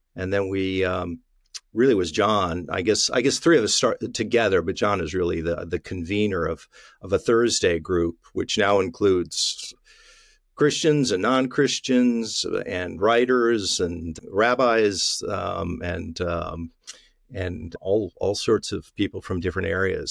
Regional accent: Tri-Cities, Washington, United States; my hometown newspaper, the Tri-City Herald

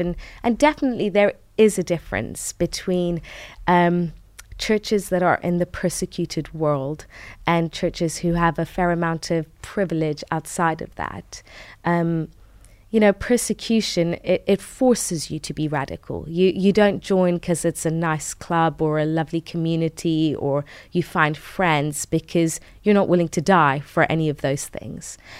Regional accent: United Kingdom; also born or lived in Tehran, Iran; And so we moved to the U K when I was five.

